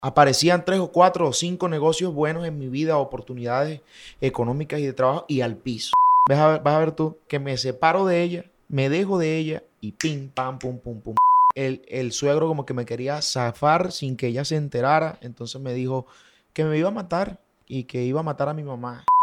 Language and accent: Spanish; Valledupar, Cesar, Colombia; also born or lived in Bucaramanga; nací en Bucaramanga, eh, me crié en Valledupar